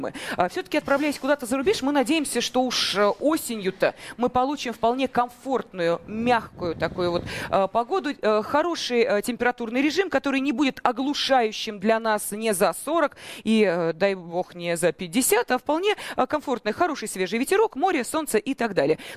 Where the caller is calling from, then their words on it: Moscow, Russia; я из Москвы.